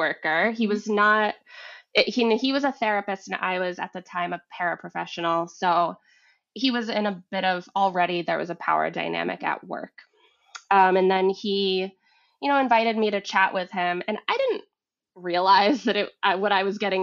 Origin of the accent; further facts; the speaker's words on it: Vermont, United States; moved away as an adult; also born or lived in Massachusetts; I grew up in Vermont, and I had moved to Massachusetts.